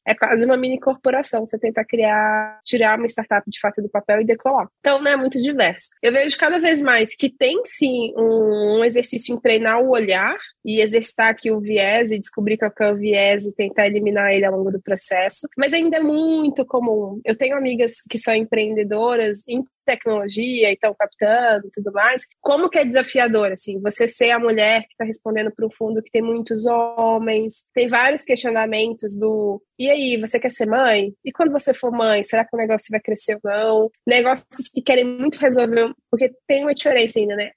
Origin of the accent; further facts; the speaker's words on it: Belo Horizonte, Minas Gerais, Brazil; eu sou mineira, sou de Belo Horizonte